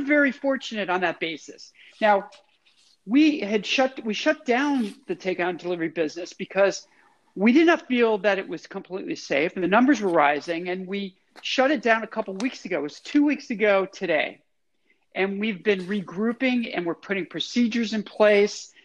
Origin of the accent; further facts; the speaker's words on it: New England, United States; now in Chicago, United States; I grew up in New England